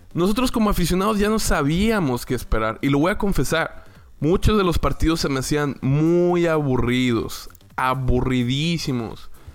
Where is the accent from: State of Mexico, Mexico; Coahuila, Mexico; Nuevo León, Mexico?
Coahuila, Mexico; Torreón; moved away as an adult; now in Houston, United States; Yo soy originario de la ciudad de Torreón, Coahuila. Y desde hace 10 años, precisamente en el 2007, me mudé a otra hermosa ciudad que es la ciudad de Houston, Texas